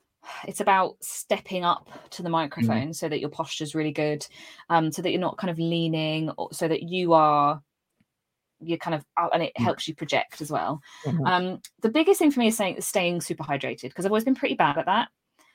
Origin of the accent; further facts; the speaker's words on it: East of England, United Kingdom; accent: neutral; I'm quite lucky, naturally I'm from Cambridgeshire, and so I have quite a neutral accent. I was brought up to pronounce my words properly.